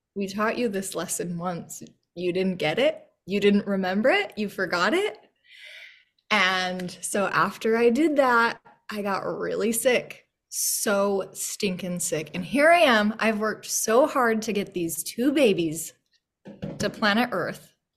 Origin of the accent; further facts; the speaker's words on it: Yost, Utah, United States; moved away as an adult; also born or lived in Logan; now in Boise, United States; growing up in Yost, Utah, which was about population seven